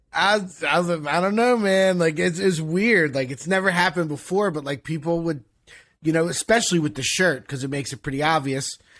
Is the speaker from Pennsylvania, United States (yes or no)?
yes; Philadelphia, Pennsylvania, United States; moved away as an adult; now in Miami, United States; I'm from Philadelphia.